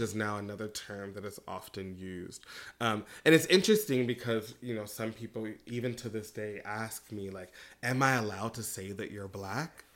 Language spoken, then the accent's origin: English; United States; moved away; also born or lived in Beijing; I was American